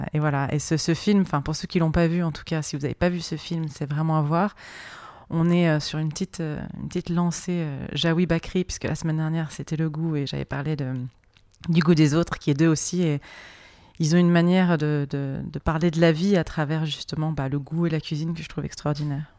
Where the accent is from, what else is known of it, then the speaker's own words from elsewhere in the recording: France; je suis française